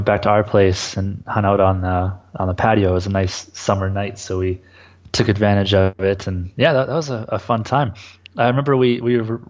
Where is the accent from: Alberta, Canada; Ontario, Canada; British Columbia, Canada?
Alberta, Canada; Hanna; now in Medicine Hat, Canada; I grew up in Hanna. It's a small farming community about 2 hours north of Medicine Hat where I'm currently